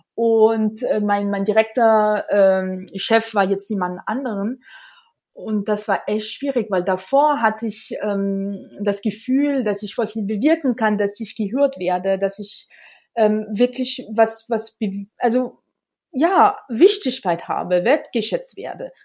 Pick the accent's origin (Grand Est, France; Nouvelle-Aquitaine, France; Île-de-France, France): Grand Est, France; Alsace; German is a second language; moved away as an adult; also born or lived in Vienna, Austria; now in near Munich, Germany; ich komme aus dem Elsass und habe wirklich den Glück gehabt, dass ich sehr, sehr früh mit Deutsch angefangen habe